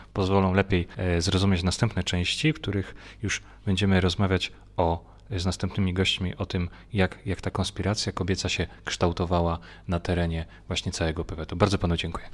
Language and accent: Polish; Olkusz, Lesser Poland, Poland; pochodzę z Olkusza